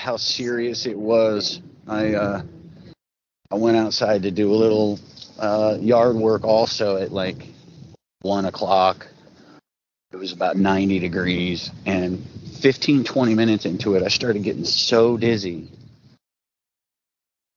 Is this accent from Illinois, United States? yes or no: no; Los Angeles, California, United States; moved away as an adult; now in Atlanta, United States; I grew up in Los Angeles, born and raised here.